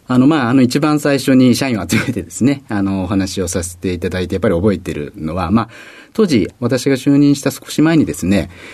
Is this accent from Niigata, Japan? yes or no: no; Tokyo, Japan; 東京になります